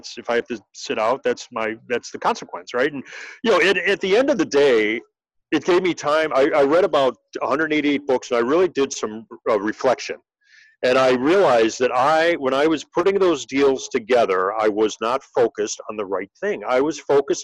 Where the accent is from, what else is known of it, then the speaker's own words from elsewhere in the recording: Cleveland, Ohio, United States; moved away as an adult; also born or lived in New York; now in Chicago, United States; I grew up in Cleveland, Ohio